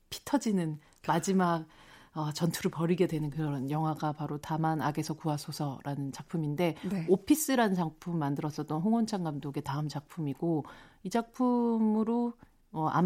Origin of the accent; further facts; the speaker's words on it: Busan, South Korea; 저는 어린 시절을 여기서 거의 자랐다고 볼 수가 있습니다. 아. 저는 여기 국제시장에